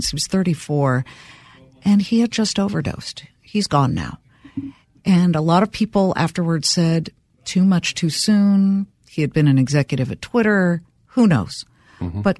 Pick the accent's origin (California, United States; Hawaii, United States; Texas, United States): California, United States; Los Angeles; I grew up in Los Angeles, Beverly Hills. Everybody's dad was a studio chief except mine.